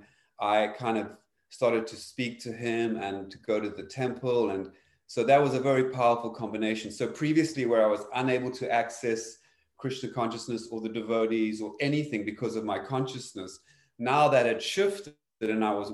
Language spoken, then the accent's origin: English; Cape Town, Western Cape, South Africa; I grew up in South Africa, specifically in Cape Town